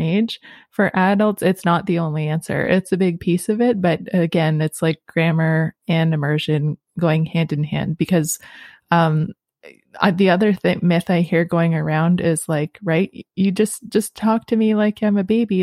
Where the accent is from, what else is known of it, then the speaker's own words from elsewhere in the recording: Sudbury, Ontario, Canada; now in Rama, Canada; me growing up in Sudbury